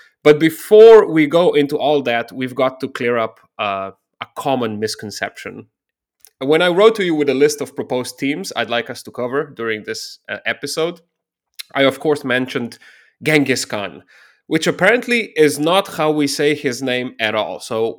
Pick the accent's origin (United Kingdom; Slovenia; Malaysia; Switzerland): Slovenia; I'm from Slovenia. And we, in Slovenian, we say Genghis Khan.